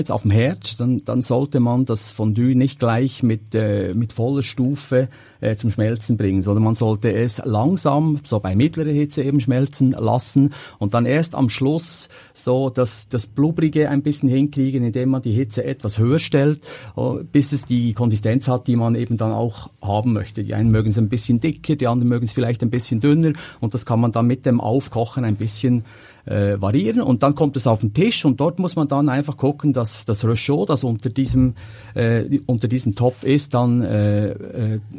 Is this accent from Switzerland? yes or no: yes; Switzerland; nur kommen wir natürlich aus der Schweiz und machen das natürlich klassisch mit unseren bekannten Käsesorten.